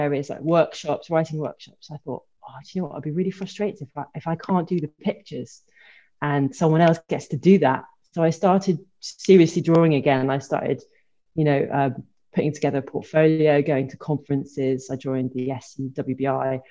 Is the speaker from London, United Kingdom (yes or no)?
no; Brighton, South East England, United Kingdom; moved away as an adult; also born or lived in Liverpool / Oxford / Brussels / Paris; Okay, so I grew up in Brighton.